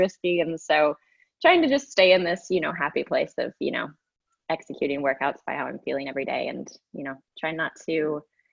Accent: Oakland, California, United States; also born or lived in San Francisco; now in Santa Barbara, United States; I grew up in the Bay Area. I'm from Oakland

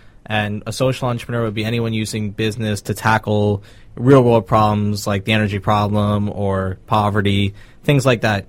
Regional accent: Boca Raton, Florida, United States; I'm born and raised in Boca Raton.

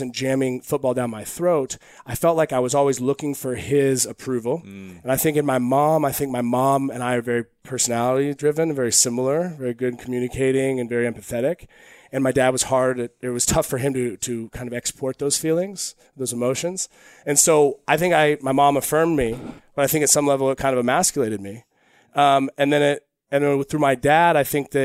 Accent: Eugene, Oregon, United States; I grew up in Eugene, Oregon

